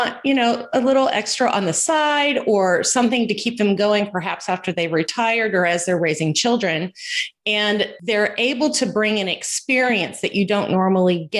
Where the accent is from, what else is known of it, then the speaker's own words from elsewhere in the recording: Houston, Texas, United States; I was born and raised in Houston